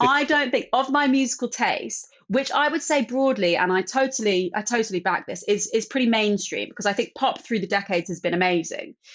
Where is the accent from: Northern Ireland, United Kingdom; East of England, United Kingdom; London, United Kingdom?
London, United Kingdom; growing up in London